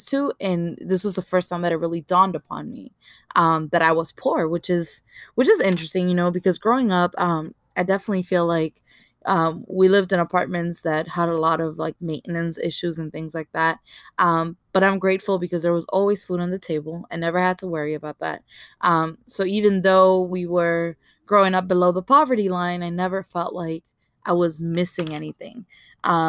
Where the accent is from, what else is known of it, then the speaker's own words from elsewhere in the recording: New York City, New York, United States; growing up in Marcy Projects, I was always surrounded by Black and Latinos